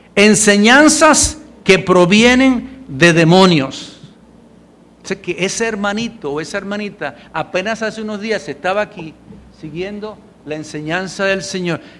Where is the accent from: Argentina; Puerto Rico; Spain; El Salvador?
Puerto Rico; Puertorriqueños somos puertorriqueños